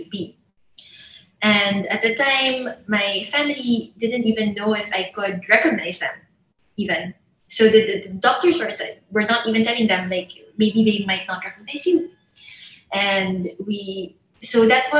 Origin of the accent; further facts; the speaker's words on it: Philippines; I'm Filipino